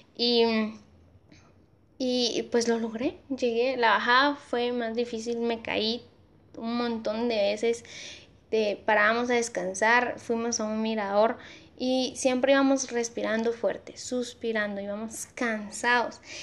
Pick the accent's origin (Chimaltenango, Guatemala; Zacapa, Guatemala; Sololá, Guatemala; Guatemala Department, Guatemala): Guatemala Department, Guatemala; Amatitlán; acá en Amatitlán, en mi pueblo, en mi pueblo